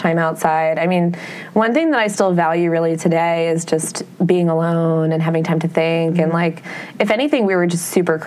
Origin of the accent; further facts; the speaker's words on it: Iowa, United States; moved away as an adult; also born or lived in West Coast; now in New York City, United States; I still really resonate with growing up in Iowa. I'm from a farm in the middle of nowhere